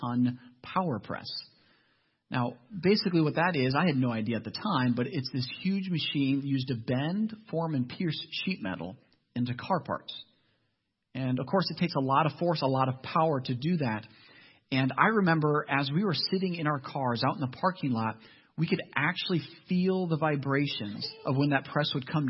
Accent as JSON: {"language": "English", "region": "Ohio", "country": "United States", "said": "I'm actually from Ohio"}